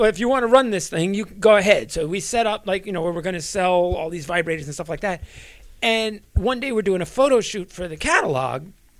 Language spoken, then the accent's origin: English; New Jersey, United States; I grew up in New Jersey